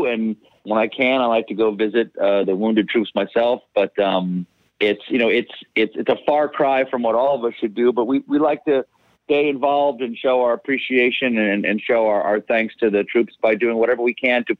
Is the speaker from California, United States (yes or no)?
no; South Carolina, United States; The street I grew up in South Carolina was on a little pond that had alligators in it.